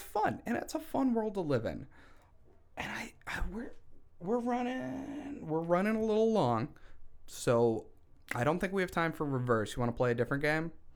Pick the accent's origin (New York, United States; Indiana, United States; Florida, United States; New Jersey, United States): New York, United States; Syracuse; I'm from Syracuse